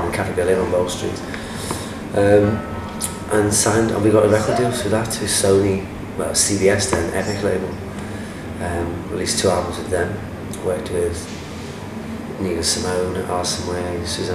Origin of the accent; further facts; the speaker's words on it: Liverpool, North West England, United Kingdom; singer, songwriter, born and raised in Liverpool